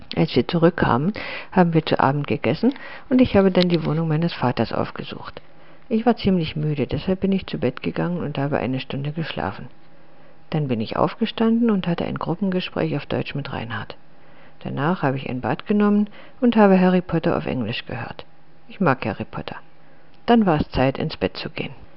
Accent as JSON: {"language": "German", "town": "Litvínov", "region": "Ústí nad Labem Region", "country": "Czechia", "tie": "born or raised there", "moved": "yes", "said": "ist Litwinow meine Heimatstadt"}